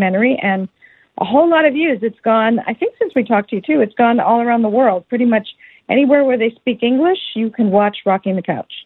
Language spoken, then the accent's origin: English; Downers Grove, Illinois, United States; I'm originally from a small town outside Chicago called Downers Grove, Illinois.